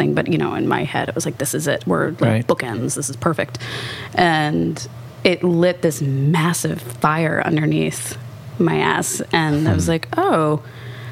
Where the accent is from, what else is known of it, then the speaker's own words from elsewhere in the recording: Kansas, United States; I grew up in Kansas